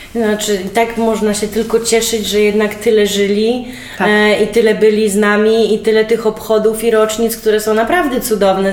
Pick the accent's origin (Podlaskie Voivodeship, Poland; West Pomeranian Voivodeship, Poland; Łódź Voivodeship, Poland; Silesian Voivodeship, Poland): Podlaskie Voivodeship, Poland; Białystok; ja jestem z Białego Stoku, przecież znasz i moją rodzinę białostocką